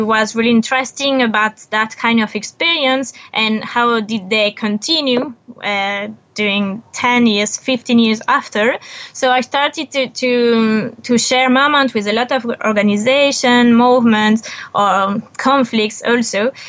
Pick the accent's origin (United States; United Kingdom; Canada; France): France; English is a second language; moved away as an adult; also born or lived in Buenos Aires; I was born in France